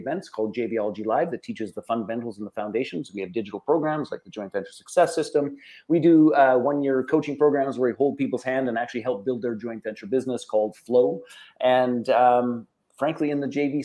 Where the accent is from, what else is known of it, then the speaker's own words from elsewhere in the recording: Canada; I'm Canadian